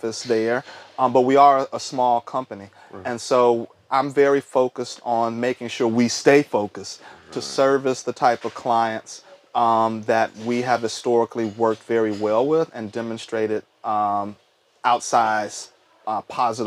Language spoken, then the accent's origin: English; Texas, United States; moved away; also born or lived in Indiana / Tennessee / Charlotte, North Carolina; I'm originally from Texas